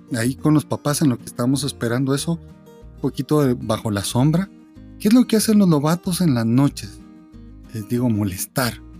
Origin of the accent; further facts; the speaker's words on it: Guatemala; somos guatemaltecos